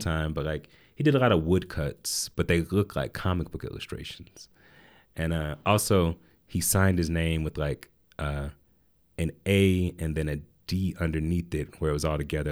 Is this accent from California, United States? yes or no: no; Atlanta, Georgia, United States; also born or lived in Asheville, North Carolina; we moved there when I was eight, and that's where I grew up